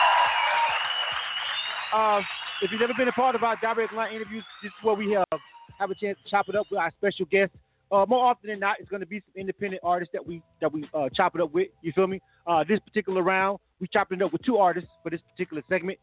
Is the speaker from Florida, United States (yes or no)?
yes; Florida, United States; moved away as an adult; now in Atlanta, United States; I'm from Florida myself